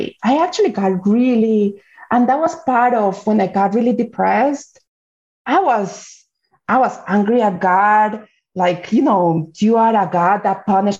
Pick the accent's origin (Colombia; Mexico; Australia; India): Colombia; moved away; I am originally from Colombia. So the majority of the population is Colombian